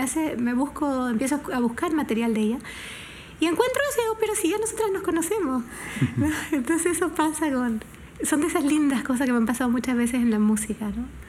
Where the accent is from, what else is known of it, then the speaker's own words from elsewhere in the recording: Panama; como una panameña